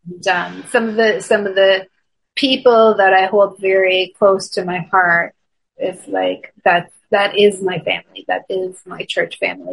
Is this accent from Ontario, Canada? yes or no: yes; Toronto, Ontario, Canada; moved away; I'm originally from Toronto, Canada